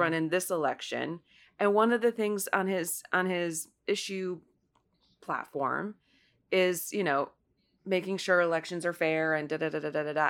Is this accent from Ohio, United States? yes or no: yes; Ohio's ninth district, United States; moved away; my hometown race, which is Ohio's ninth district